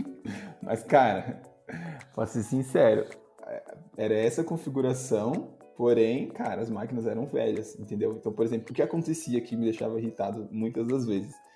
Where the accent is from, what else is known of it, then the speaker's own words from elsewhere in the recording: Itapevi, São Paulo, Brazil; also born or lived in São Roque / Itaquaquecetuba; Ambos somos de Tapivi